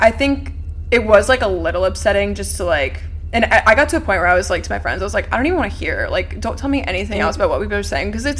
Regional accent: Knoxville, Tennessee, United States; now in Nashville, United States; I'm from Knoxville, went to UT, so many people moved here.

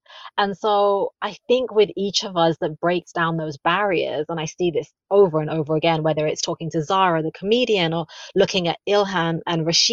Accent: London, United Kingdom; also born or lived in the Midlands; I was born in the Midlands to immigrant parents, and then I grew up in London

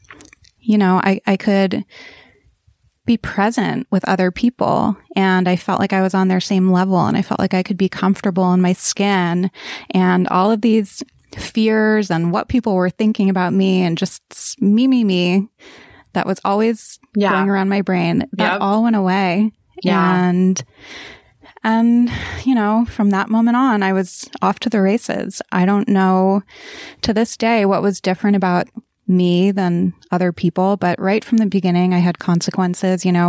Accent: East Coast, United States; I grew up on the East Coast

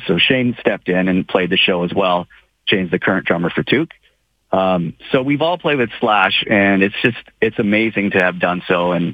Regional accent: Moose Jaw, Saskatchewan, Canada; moved away as an adult; now in United States; I'm just from Moose Jaw. You know, I'm just this kid that played hockey in, you know, in Moose Jaw and had a musical family.

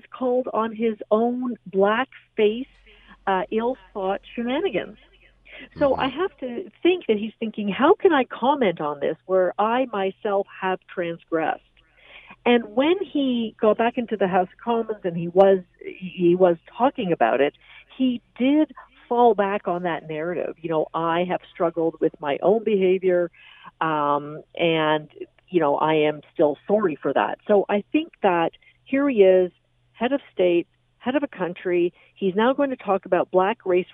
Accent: Canada; as a Canadian

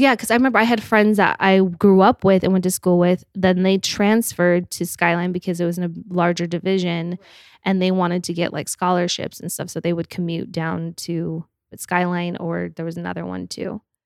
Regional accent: Park City, Utah, United States; moved away as an adult; also born or lived in Salt Lake City, Utah; now in Los Angeles, United States; grew up in Park City

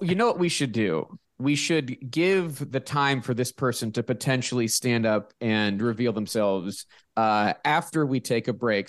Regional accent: Pittsburgh, Pennsylvania, United States; moved away; I'm from Pittsburgh

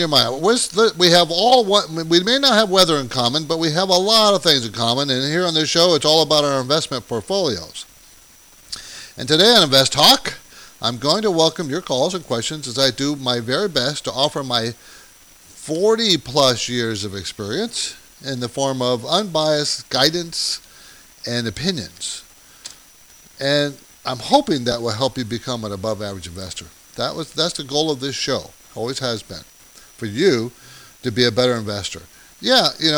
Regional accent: San Diego, California, United States; also born or lived in New York City; I grew up in San Diego

